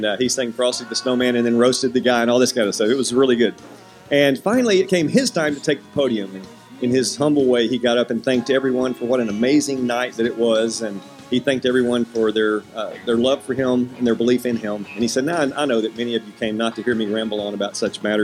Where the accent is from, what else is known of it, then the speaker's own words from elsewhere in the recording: Hendersonville, United States; I'm from Hendersonville